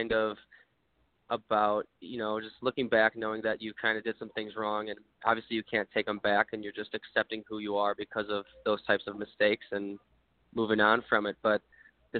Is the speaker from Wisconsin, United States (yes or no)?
yes; Wisconsin, United States; I'm from Wisconsin